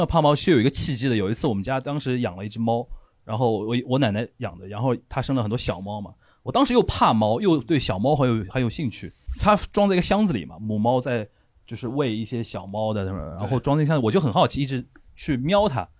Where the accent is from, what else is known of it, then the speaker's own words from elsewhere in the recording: China; 我们中国人